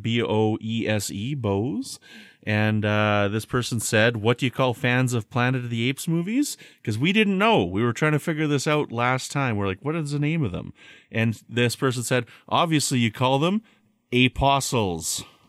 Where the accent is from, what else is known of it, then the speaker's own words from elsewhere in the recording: Canada; I'm from Canada.